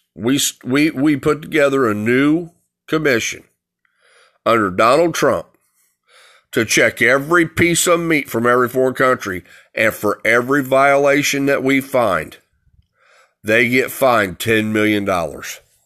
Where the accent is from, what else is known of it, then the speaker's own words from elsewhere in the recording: United States; I'm an American